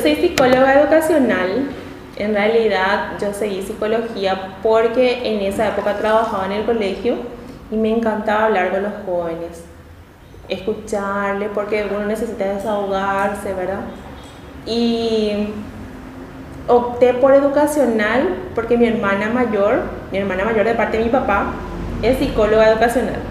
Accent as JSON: {"language": "Spanish", "town": "Luque", "region": "Central", "country": "Paraguay", "tie": "born or raised there", "also_born_or_lived": "Asunción / Pirayú", "said": "Yo soy de la ciudad de Luque, em, mi familia son de la ciudad de Pirayú, mis ah, padres"}